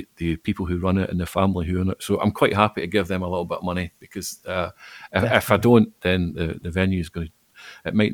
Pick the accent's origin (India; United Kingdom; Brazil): United Kingdom; Falkirk, Scotland; moved away as an adult; now in Glasgow, United Kingdom; I'm not from Glasgow. I was born and grew up in Falkirk, but I moved here about the same time we were talking about earlier, about 1999, I moved here.